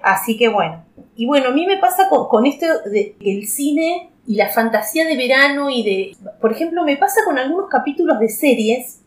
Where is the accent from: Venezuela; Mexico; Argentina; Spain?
Argentina; Viedma, Río Negro; de acá, de, de, de, mi, de mi pueblo